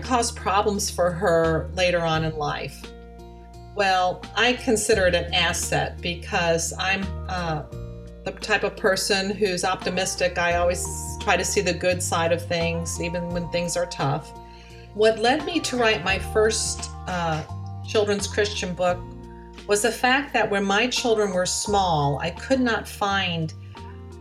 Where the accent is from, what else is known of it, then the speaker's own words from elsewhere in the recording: Aurora, Ohio, United States; now in Florida, United States; grew up in Aurora, Ohio, which is a small suburb of Cleveland, Ohio.